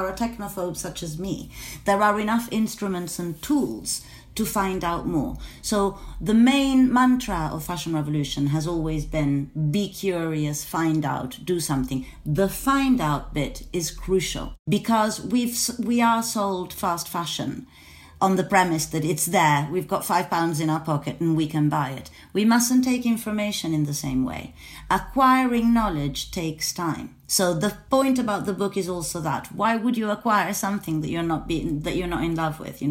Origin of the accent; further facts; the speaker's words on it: Venice, Veneto, Italy; I'm from Venice, so I was, you know, I was sort of spoon-fed Burano lace with my milk